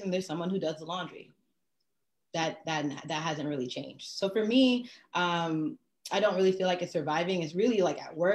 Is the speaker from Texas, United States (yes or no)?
no; New York, United States; I'm from New York. I'm a Haitian American descent, first generation